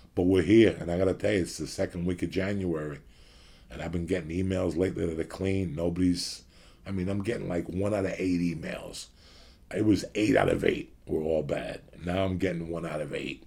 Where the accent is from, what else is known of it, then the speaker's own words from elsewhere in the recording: United States; now in Los Angeles, United States; I'm from New York City, Jersey.